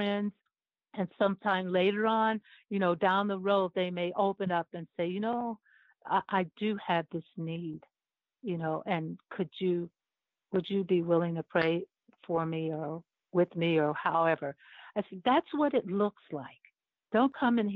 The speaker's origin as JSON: {"language": "English", "town": "Cleveland", "region": "Ohio", "country": "United States", "tie": "born or raised there", "said": "I'm from Cleveland, Ohio. And, you know, that's where I was born and raised"}